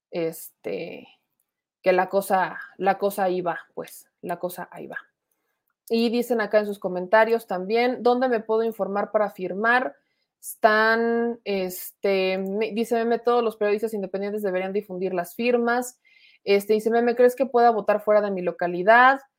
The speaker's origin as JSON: {"language": "Spanish", "town": "Guadalajara", "region": "Jalisco", "country": "Mexico", "said": "de Guadalajara, me dedico a hacer chalecos tipo escolta, guardaespaldas"}